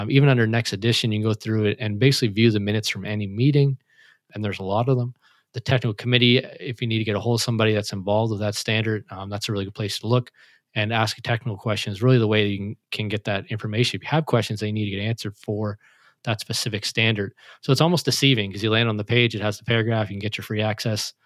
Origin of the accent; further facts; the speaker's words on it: Canada; I'm Canadian